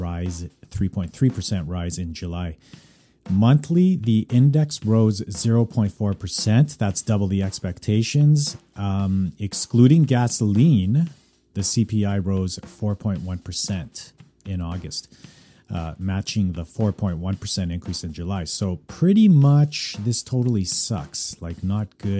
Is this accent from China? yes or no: no; Calgary, Alberta, Canada; now in Vancouver, Canada; born and raised in Calgary, currently living in Vancouver